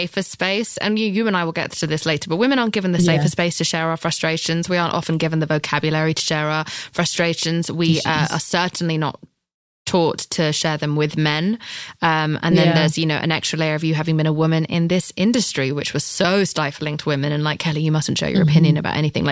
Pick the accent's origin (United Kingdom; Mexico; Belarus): United Kingdom; I'm British.